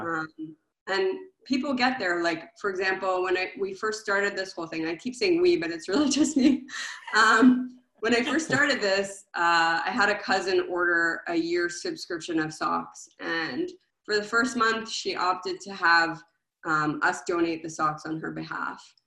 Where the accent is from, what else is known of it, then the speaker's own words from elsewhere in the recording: Montreal, Quebec, Canada; moved away; I'm originally from Montreal